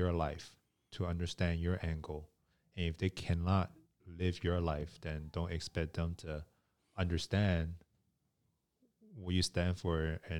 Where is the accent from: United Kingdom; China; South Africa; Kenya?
China; moved away; both me and you, we're from China.